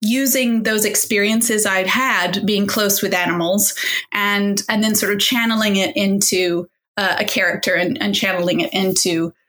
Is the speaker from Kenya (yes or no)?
no; Indonesia; also born or lived in Dubai, UAE; I grew up around them. I grew up abroad. I grew up in Indonesia and Dubai and various places.